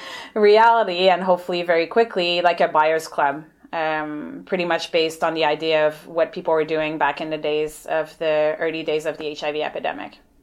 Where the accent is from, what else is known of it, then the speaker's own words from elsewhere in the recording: Montreal, Quebec, Canada; moved away as an adult; also born or lived in Ottawa; now in Victoria, Canada; I'm originally from Montreal, so hence the accent and the francophone name.